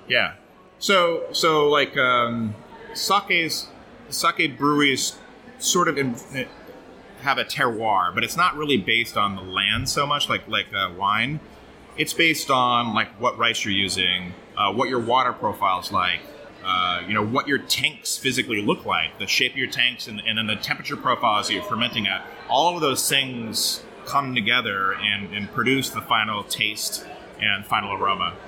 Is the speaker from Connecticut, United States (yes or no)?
no; Oregon, United States; moved away as an adult; also born or lived in Portland, Oregon; now in Brooklyn, United States; I grew up in Oregon mostly